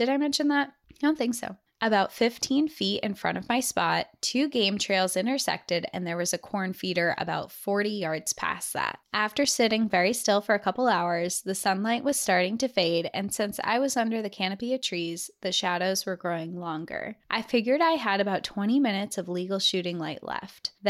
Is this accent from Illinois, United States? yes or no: no; Austin, Texas, United States; I'm your typical, overly prideful, lanky Texan who always wears a cowboy hat and boots. I'm from Austin, Texas